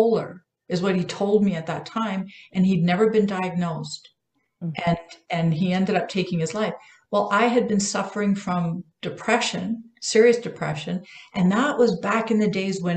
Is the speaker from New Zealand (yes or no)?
no; Canada; also born or lived in Vancouver Island; I'm Canadian